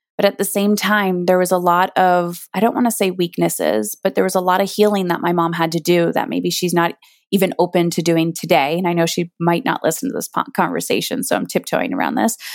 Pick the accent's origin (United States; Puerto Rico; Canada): Canada; I'm Canadian